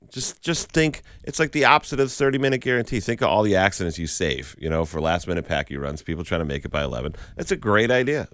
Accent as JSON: {"language": "English", "town": "Chicopee", "region": "Massachusetts", "country": "United States", "tie": "born or raised there", "said": "where I grew up on Burnett Road in Chicopee"}